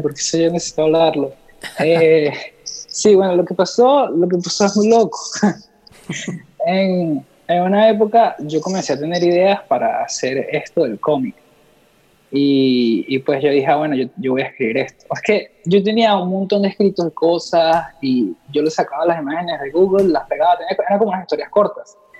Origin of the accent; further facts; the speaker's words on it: Los Teques, Miranda, Venezuela; yo crecí ahí en Los Teques, al lado de Caracas